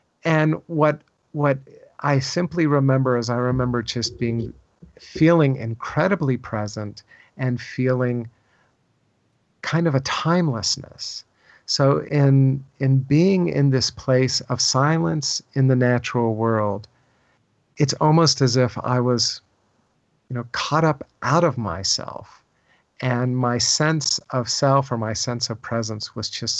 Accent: Virginia, United States; I grew up in Virginia

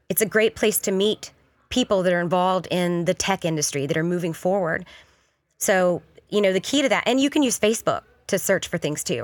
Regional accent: the South, United States; moved away as an adult; now in Kansas City, United States; I grew up in the South, born and raised, but this is, Kansas City is home

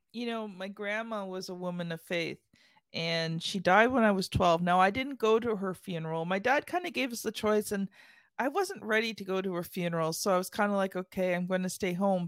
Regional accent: Canada; I'm Canadian

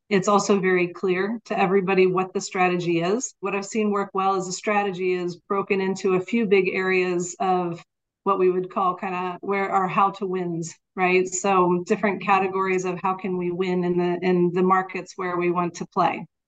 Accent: United States; now in Netherlands; I am living in the Netherlands, but I am American

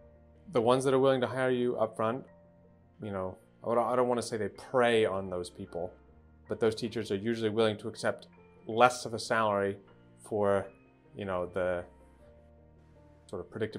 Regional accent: United States; moved away as an adult; now in Russia; growing up in America, life was always very, very predictable.

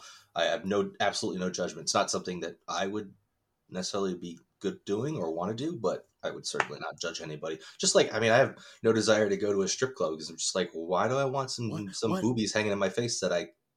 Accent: United States; I'm one of those assholes that's totally 100% born and raised in America. And it's like, yeah, I'm Irish. It's my last name.

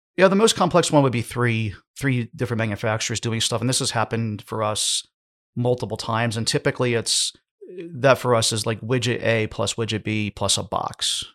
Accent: United States; I'm from the United States

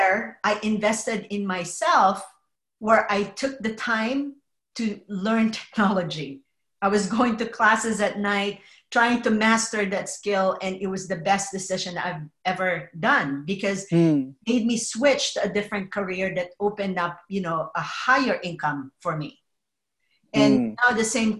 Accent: Philippines; moved away as an adult; also born or lived in New Jersey / Oregon / Denver, Colorado; now in California, United States; I was actually born and raised in the Philippines

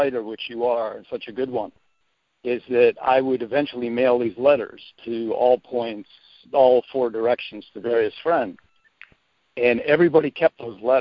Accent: Cleveland, Ohio, United States; also born or lived in Alaska; when I was like 4, 6, 8 years old, growing up in Cleveland, Ohio

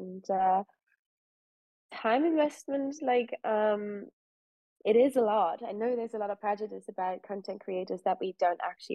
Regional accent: Koblenz, Rhineland-Palatinate, Germany; the area where I grew up in Western Germany, so I was born in Germany around Koblenz

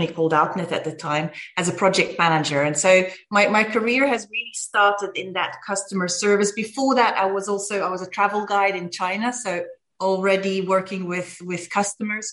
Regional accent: Belgium; moved away as an adult; now in Germany; Originally I'm from Belgium, even though I have a German name, but I've been living in Germany for the past 20 years.

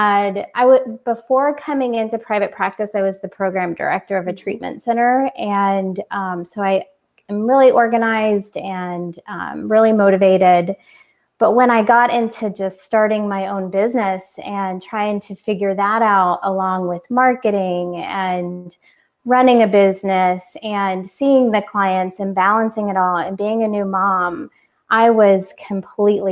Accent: Orlando, Florida, United States; moved away as an adult; also born or lived in California; I moved from California to Orlando, back to my home

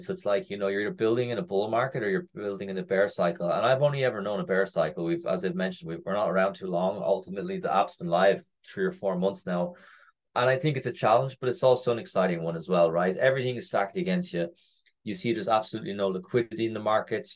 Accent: Ireland; moved away as an adult; also born or lived in North America; I am Irish. Uh, I have not lived in Ireland for nearly ten years now. So after university, I first finished university in Ireland

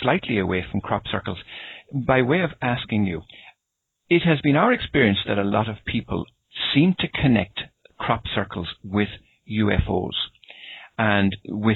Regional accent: Ireland; I come from Ireland

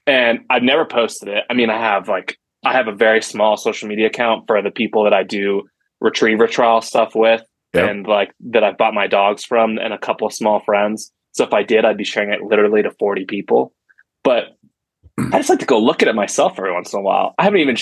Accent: Virginia, United States; now in Colorado, United States; I'm from Virginia originally, live in Colorado now

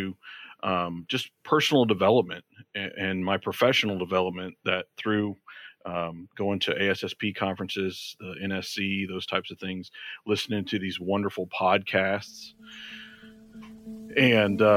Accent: Georgia, United States; moved away; also born or lived in Florida / Michigan; I'm originally from Georgia.

